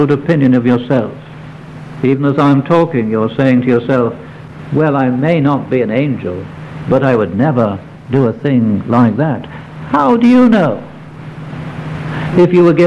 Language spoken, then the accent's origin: English; near Warrington, North West England, United Kingdom; I went to school, I may tell you, very close to Warrington